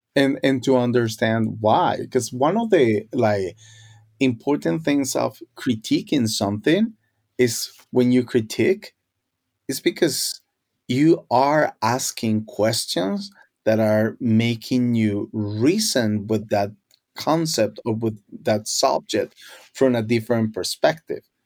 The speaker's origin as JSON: {"language": "English", "country": "Colombia", "tie": "born or raised there", "first_language": "Spanish", "second_language": "English", "moved": "yes", "lives_now": "United States", "said": "growing up in Colombia, uh, Spanish was my first language"}